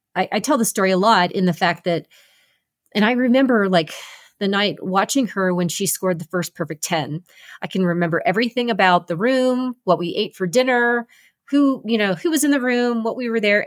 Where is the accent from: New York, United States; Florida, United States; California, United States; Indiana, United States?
California, United States; Los Angeles; competing in Los Angeles, right in my hometown backyard